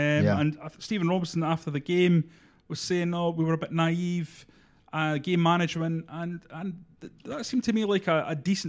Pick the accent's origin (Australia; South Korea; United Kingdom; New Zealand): United Kingdom; Scotland; It's one of those that we laugh because we're Scottish football fans.